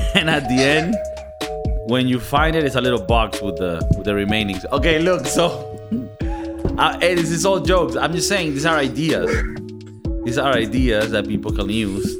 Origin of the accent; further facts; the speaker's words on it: Venezuela; moved away; I come from Venezuela